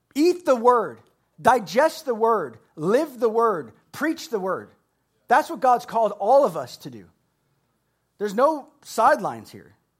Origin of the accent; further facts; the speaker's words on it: Florida, United States; I'm from Florida